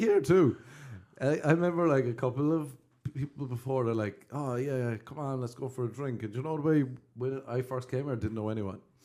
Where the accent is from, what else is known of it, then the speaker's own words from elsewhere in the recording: Cork, Munster, Ireland; I'm from Cork